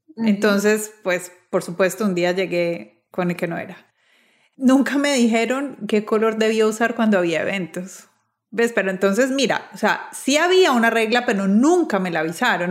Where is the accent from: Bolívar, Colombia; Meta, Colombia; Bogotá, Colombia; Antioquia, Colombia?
Antioquia, Colombia; Medellín; moved away as an adult; also born or lived in Bogotá; yo soy de Medellín, estudié, trabajé los primeros años en Medellín, pero después me trasladé a Bogotá